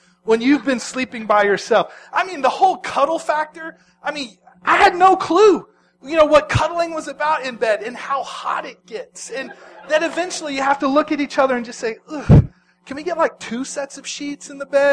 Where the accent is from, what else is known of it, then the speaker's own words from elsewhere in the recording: Dallas, Texas, United States; moved away as an adult; my hometown of Dallas, Texas